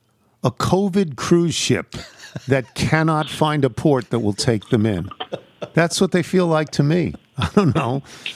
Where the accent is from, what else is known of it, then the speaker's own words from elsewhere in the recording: New York, United States; now in Washington, United States; when I came here, it's like 43 years ago, 1979 is when I got here to Washington. And I came from New York.